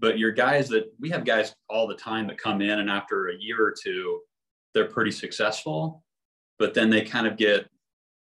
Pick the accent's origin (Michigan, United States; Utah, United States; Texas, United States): Utah, United States; Sandy; I grew up in Sandy